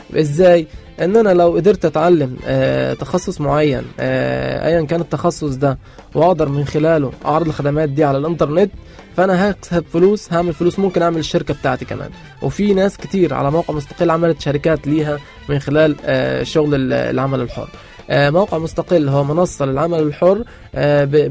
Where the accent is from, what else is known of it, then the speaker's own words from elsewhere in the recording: Egypt; عندنا في مصر